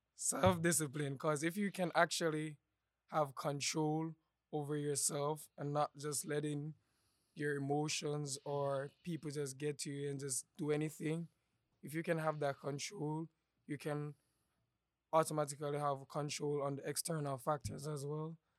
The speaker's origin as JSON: {"language": "English", "country": "Jamaica", "moved": "yes", "lives_now": "Savannah, United States", "said": "I'm from Jamaica, back in the islands in Jamaica."}